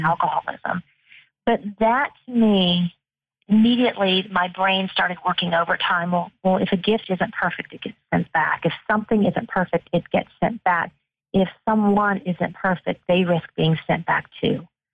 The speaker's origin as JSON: {"language": "English", "country": "United Kingdom", "tie": "born or raised there", "moved": "yes", "said": "I was born in the United Kingdom"}